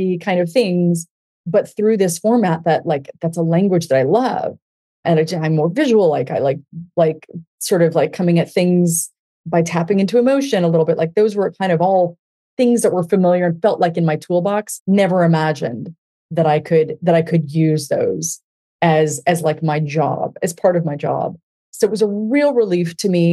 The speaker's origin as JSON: {"language": "English", "town": "Denver", "region": "Colorado", "country": "United States", "tie": "born or raised there", "said": "I grew up in Denver, Colorado"}